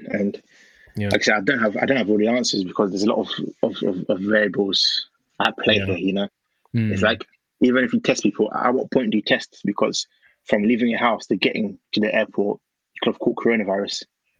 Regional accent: Ghana; Obviously, Ghana's great. I'm from Ghana. Christmas time in Ghana is unmatched.

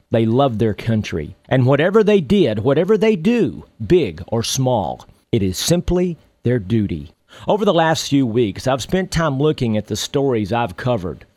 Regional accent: Texas, United States; When I was a young boy growing up in Texas

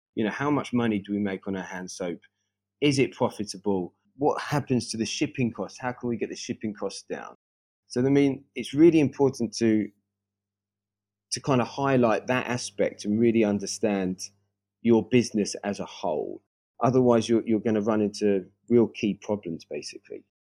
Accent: Brighton, South East England, United Kingdom; moved away as an adult; also born or lived in Paris, France; now in Stockholm, Sweden; I actually grew up in Brighton, just south of London, with my family.

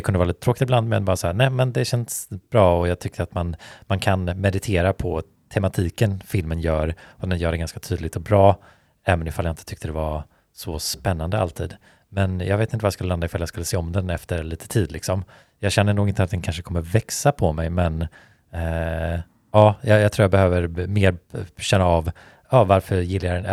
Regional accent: Sweden

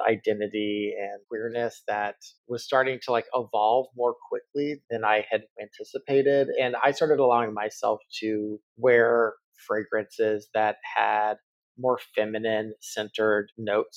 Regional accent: Texas, United States; As a kid growing up in Texas

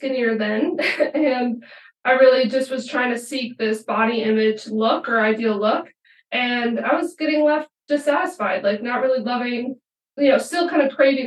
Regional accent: Minnesota, United States; moved away as an adult; also born or lived in Eau Claire, Wisconsin; now in Colorado, United States; originally, I'm from Minnesota

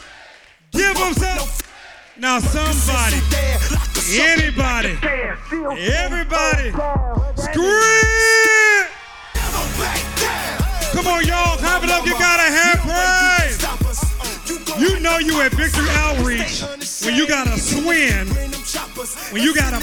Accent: Oakland, California, United States; I'm from Oakland, California

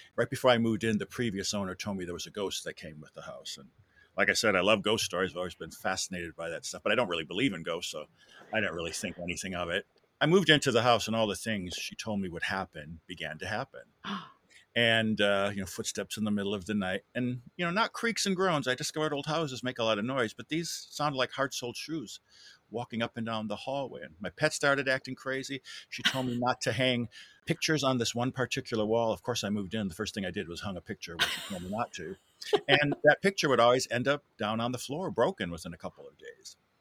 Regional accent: Wisconsin, United States; moved away as an adult; also born or lived in Europe; now in Louisville, United States; I'm from, uh, Wisconsin originally, born and bred, and I moved here in nineteen ninety-three.

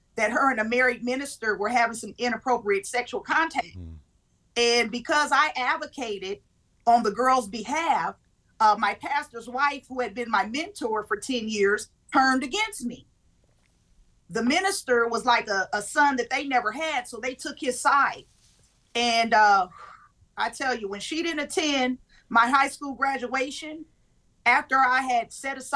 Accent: California, United States; Originally, I'm born and raised in California.

